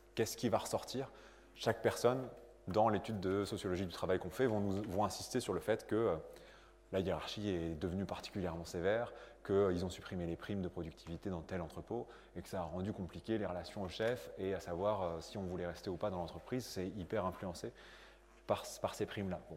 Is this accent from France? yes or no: yes; France; also born or lived in Lille; je suis né en France.